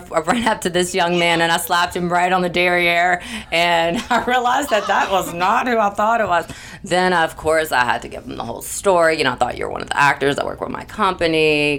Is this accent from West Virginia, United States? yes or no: no; Los Angeles, California, United States